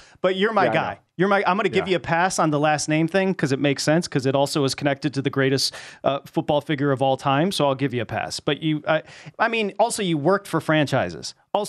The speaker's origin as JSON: {"language": "English", "region": "Michigan", "country": "United States", "tie": "born or raised there", "said": "Born and raised in Michigan, Detroit Lions fan, ride"}